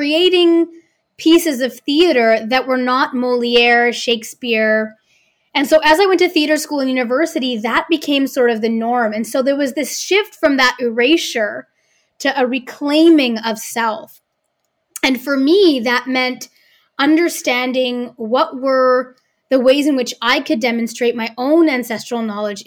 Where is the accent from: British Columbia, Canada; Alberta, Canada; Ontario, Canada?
British Columbia, Canada; Vancouver; I was often the only person of color growing up in Vancouver on the stage in my age group